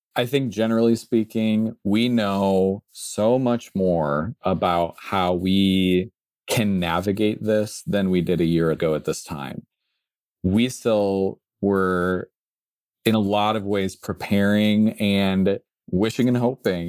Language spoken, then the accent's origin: English; Midwest, United States; growing up in the Midwest